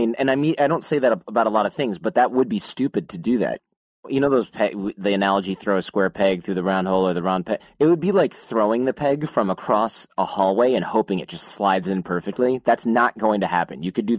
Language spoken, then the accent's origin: English; Nashville, Tennessee, United States; I'm a writer from Nashville, Tennessee.